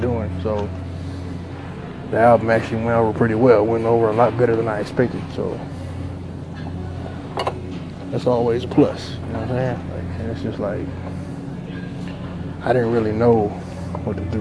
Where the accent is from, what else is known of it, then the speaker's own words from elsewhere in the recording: Texas, United States; I'm an MC from Texas